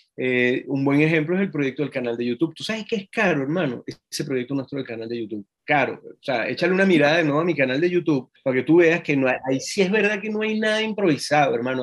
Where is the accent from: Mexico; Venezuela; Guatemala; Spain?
Venezuela; Mérida; moved away as an adult; also born or lived in Caracas, Venezuela; now in Santiago, Chile; yo crecí en Mérida